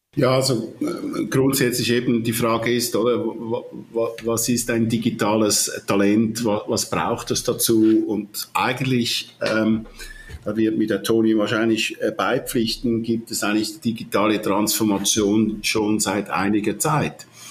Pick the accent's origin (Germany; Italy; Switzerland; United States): Switzerland; accent: Swiss; ich höre mich an wie ein Schweizer, ich bin auch Schweizer, aber auch äh, halb Italiener.